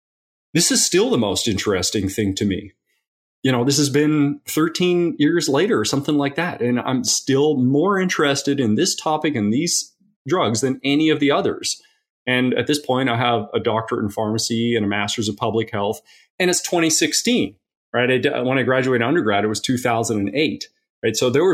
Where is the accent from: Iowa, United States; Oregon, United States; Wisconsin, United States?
Oregon, United States; Eugene; also born or lived in Tasmania, Australia; So I was born in Tasmania, Australia, and I moved to Eugene, Oregon when I was 10 years old. Eugene, Oregon.